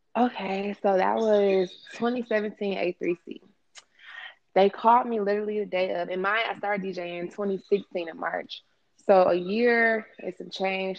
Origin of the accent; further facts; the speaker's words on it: Atlanta, Georgia, United States; also born or lived in Los Angeles, California / Marietta, Georgia / Decatur, Georgia; Came to Atlanta through my mom and dad as a child. So I was raised here. So really from Georgia